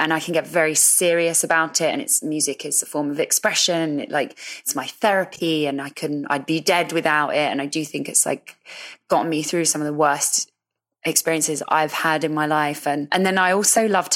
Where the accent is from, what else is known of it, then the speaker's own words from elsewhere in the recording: London, United Kingdom; I was coming from Northwest London to South London